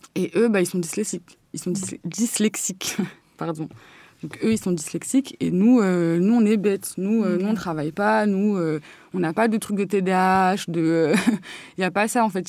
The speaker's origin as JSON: {"language": "French", "town": "Courbevoie", "region": "Île-de-France", "country": "France", "said": "je viens du 92, du côté de Courbevoie, colombe tout ça"}